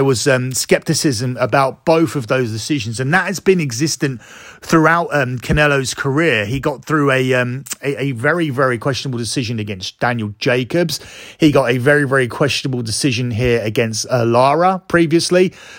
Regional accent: United Kingdom; That one is very close to home because I'm a Brit and a fan of Amir Khan.

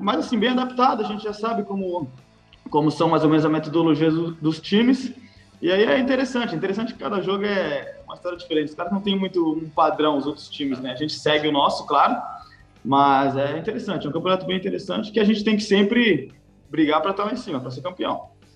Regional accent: São Paulo, Brazil; moved away as an adult; now in Herning, Denmark; Eu sou de São Paulo, capital

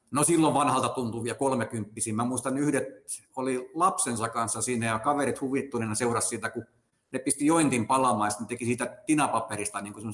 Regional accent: Turku, Southwest Finland, Finland; Et nyt mä oon Suomesta asti, Suomen Turusta asti matkustanut

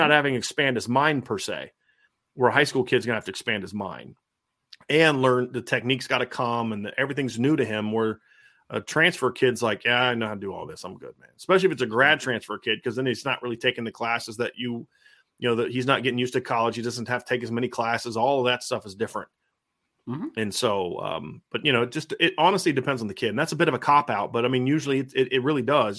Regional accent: Lima, Ohio, United States; growing up in Lima, there's the Neil, Neil, Armstrong was from like right down the street where I'm from

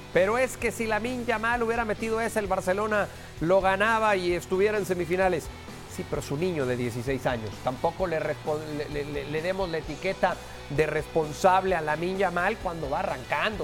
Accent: Mexico; para nosotros como mexicanos

